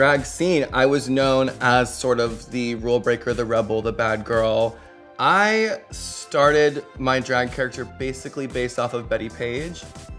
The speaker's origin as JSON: {"language": "English", "town": "Atlanta", "region": "Georgia", "country": "United States", "tie": "born or raised there", "said": "I grew up in the South. I grew up in Atlanta, and it's super diverse, super queer, super gay. It's sort of like the gay mecca of the South."}